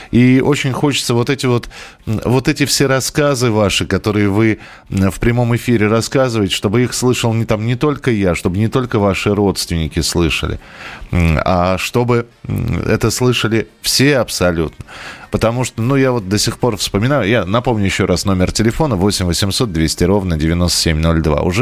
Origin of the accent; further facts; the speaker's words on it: Saransk, Mordovia, Russia; Но я из Саранска, а она из Нижнего Новгорода.